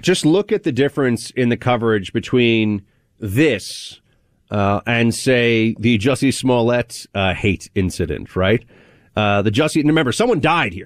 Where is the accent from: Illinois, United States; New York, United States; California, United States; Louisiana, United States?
New York, United States; I'm a New Yorker